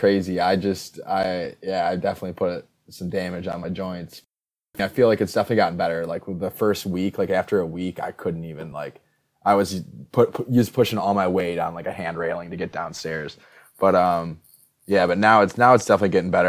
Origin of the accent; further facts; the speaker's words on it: Midwest, United States; I'm from the north. I mean, I'm from the Midwest